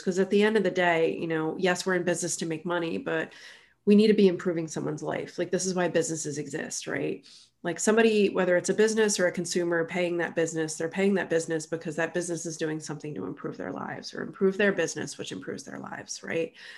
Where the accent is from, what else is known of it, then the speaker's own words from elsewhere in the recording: southern New Jersey, United States; moved away as an adult; also born or lived in Philadelphia, Pennsylvania; now in Chattanooga, United States; I grew up in southern New Jersey, which is, you know, right across the river from Philadelphia.